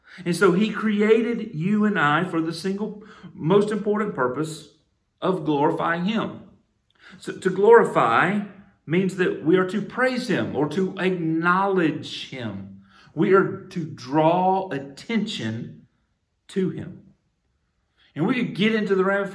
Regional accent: United States; allow me to come into this earth as an American

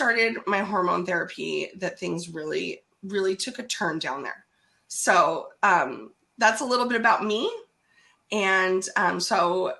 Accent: Seattle, Washington, United States; I'm from Seattle.

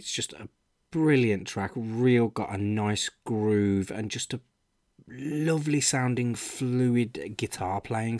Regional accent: Birmingham, West Midlands, United Kingdom; Birmingham, my hometown

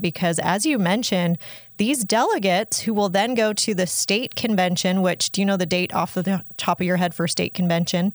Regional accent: Utah, United States; I grew up here in Utah

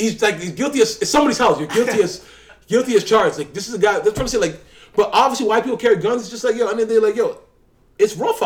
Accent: Toronto, Ontario, Canada; I'm a Canadian. I say Toronto

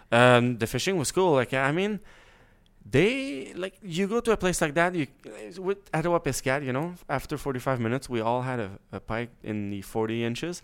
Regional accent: Quebec, Canada; moved away; I grew up in Quebec

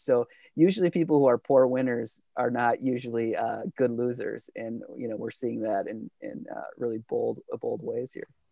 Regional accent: United States; as an American in, you know, growing up through the eighties, nineties

